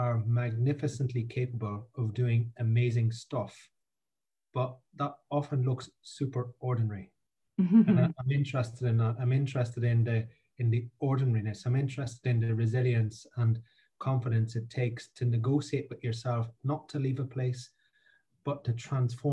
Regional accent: Ireland; now in Scotland; I say I'm from Ireland because I grew up in a pub beside a crossroads near a field in the middle of nowhere.

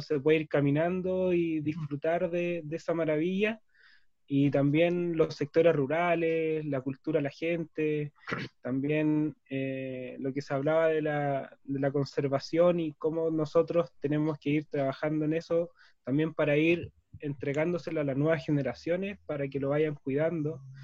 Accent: Santiago, Santiago Metropolitan Region, Chile; moved away as an adult; now in Futaleufú, Chile; nací en Santiago, eh, desde chico conozco Futalufú porque mis padres tienen un camping acá

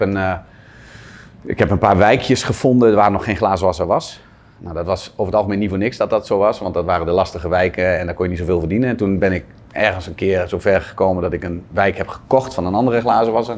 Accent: Zwolle, Overijssel, Netherlands; in Zwolle, waar ik vandaan kom

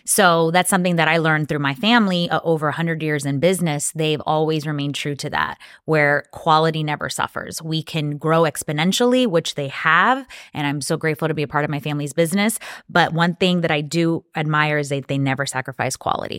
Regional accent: Dominican Republic; also born or lived in New York, United States; now in Tampa, United States; I was born in Tampa, but I was raised in the Dominican Republic because that's where we grow, manufacture, and produce our tobacco

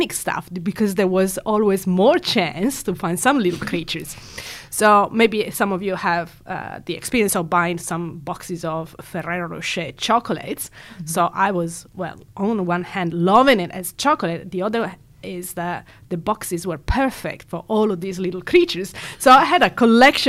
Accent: Italy; moved away as an adult; now in Perth, Australia; I was born and raised in Italy

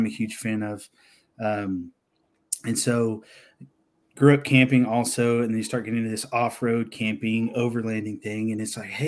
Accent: Texas, United States; I grew up in Texas

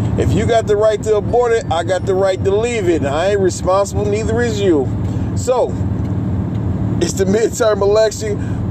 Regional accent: Michigan, United States; my home state of Michigan

